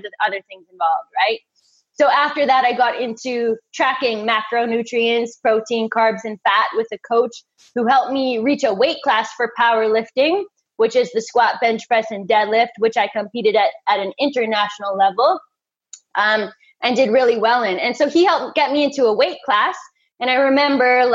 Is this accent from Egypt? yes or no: no; Canada; I'm a Canadian girl, so ice hockey was my sport